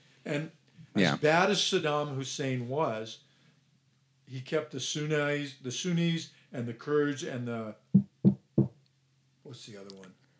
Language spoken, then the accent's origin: English; Ireland; because I'm Irish and I have a short fuse